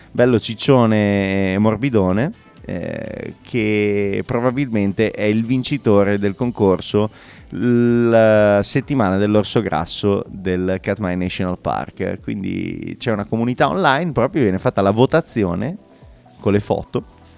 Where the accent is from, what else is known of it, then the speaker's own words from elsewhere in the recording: Bologna, Emilia-Romagna, Italy; Quando ero piccolo anche a Bologna i regali di Santa Lucia, non per eh, Babbo Natale.